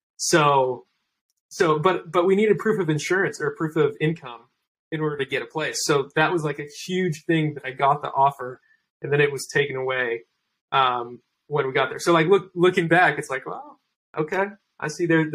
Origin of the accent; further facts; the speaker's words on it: Salt Lake City, Utah, United States; moved away as an adult; also born or lived in Irvine, California; now in California, United States; Salt Lake City, Utah.